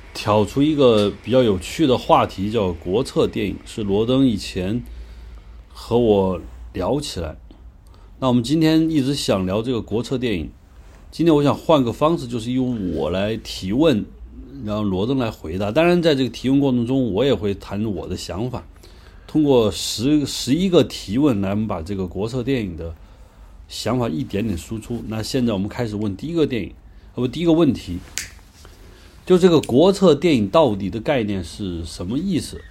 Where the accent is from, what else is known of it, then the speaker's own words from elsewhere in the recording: China; 当时教育我们的就是我们中国人